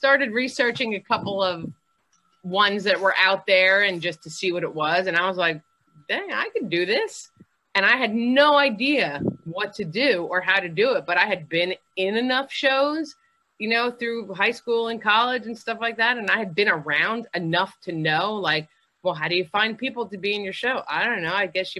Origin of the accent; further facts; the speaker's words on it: New York, United States; I came from New York, which was like different in the music business.